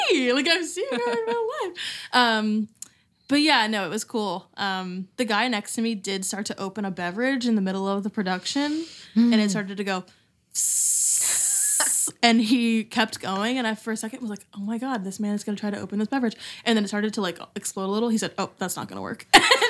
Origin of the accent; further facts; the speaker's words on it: New York, United States; Yeah, I'm basically a New Yorker now. I've lived there for my whole life.